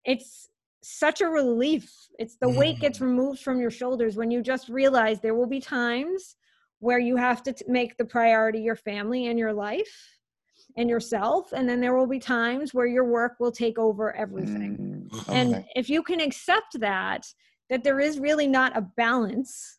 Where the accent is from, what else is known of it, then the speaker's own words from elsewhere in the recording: Worcester, Massachusetts, United States; moved away; I came from Worcester, Massachusetts